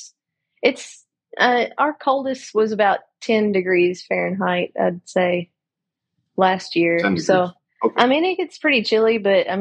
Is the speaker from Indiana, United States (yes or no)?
no; Kentucky, United States; accent: Southern; I'm from Kentucky